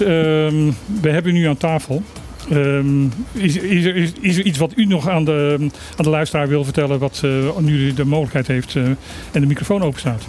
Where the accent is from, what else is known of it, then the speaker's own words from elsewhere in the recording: Netherlands; als Nederlander